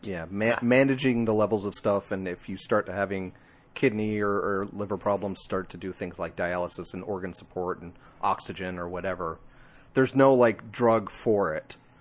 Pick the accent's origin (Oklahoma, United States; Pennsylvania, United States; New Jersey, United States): New Jersey, United States; I'm from Jersey.